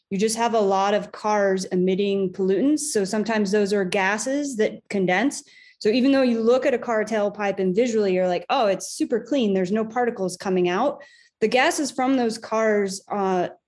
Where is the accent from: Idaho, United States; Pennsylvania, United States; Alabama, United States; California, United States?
Idaho, United States; also born or lived in Reno, Nevada; now in Salt Lake City, United States; I'm from Idaho